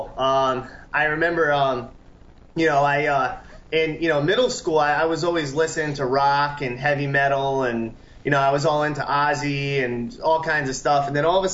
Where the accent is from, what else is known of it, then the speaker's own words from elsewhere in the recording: New Haven, Connecticut, United States; Connecticut. I grew up on Long Island Sound. That's my home water. New Haven area